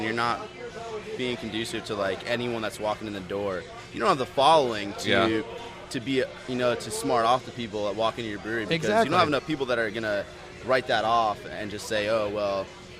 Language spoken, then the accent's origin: English; Florida, United States; moved away as an adult; also born or lived in Midwest; I grew up in Florida, man, drinking Yingling as a kid, and I moved out to the Midwest